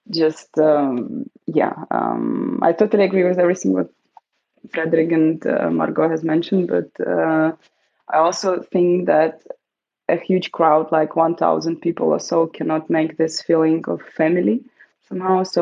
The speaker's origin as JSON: {"language": "English", "town": "Munich", "region": "Bavaria", "country": "Germany", "said": "I'm from Munich"}